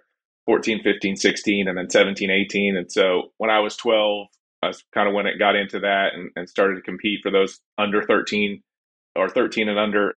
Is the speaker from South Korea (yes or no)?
no; Bracebridge, Ontario, Canada; now in Tennessee, United States; I grew up at South Muskoka Curling and Golf Club in Bracebridge, Ontario, about 100 miles north of Toronto.